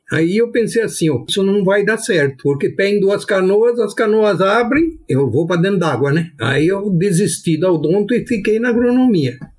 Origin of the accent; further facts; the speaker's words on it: São Paulo, Brazil; Eu estudei em São Paulo, sou nascido em São Paulo